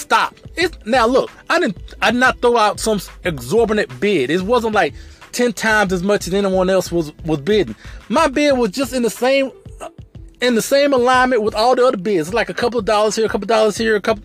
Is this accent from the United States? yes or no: yes; LaFayette, Alabama, United States; I was born and raised in Alabama, in a town that's called Lafayette, Alabama